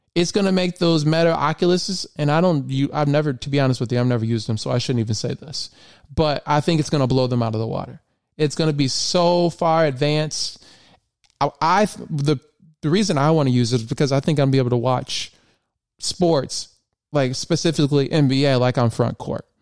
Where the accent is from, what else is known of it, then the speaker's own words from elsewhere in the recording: Michigan, United States; also born or lived in Memphis; I was from Michigan